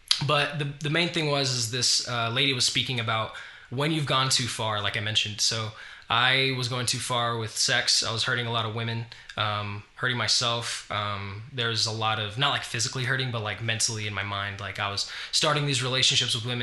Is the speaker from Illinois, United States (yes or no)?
no; Farmington, New Mexico, United States; moved away; I was raised in Farmington, New Mexico